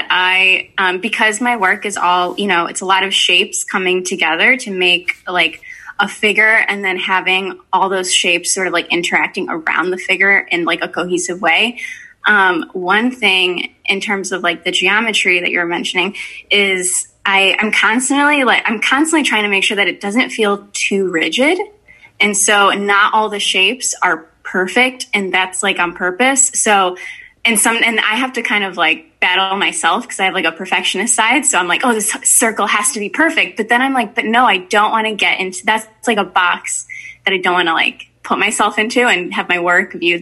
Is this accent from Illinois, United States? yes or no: yes; Berwyn, Illinois, United States; now in Chicago, United States; I grew up in Berwyn